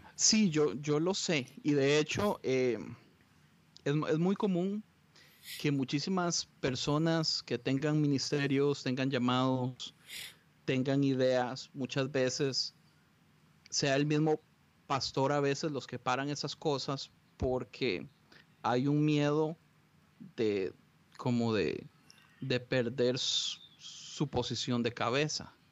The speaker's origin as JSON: {"language": "Spanish", "country": "Costa Rica", "tie": "born or raised there", "moved": "as an adult", "lives_now": "Los Angeles, United States", "said": "yo soy de Costa Rica. Eh, viví en Costa Rica mis primeros 17 años de vida"}